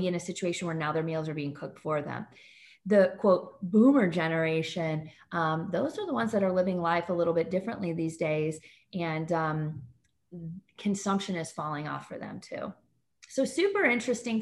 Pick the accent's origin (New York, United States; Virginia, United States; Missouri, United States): Missouri, United States; St. Louis; I'm from Missouri too, right? I'm from St. Louis. I'm coming to you from St. Louis, Missouri right now.